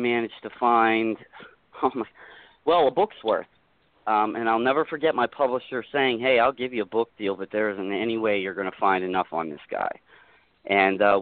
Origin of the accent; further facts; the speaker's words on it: Pittsburgh, Pennsylvania, United States; I'm from Pittsburgh area